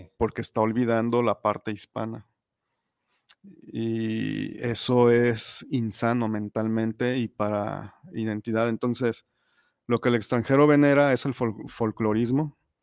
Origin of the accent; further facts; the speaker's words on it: Mexico; como mexicano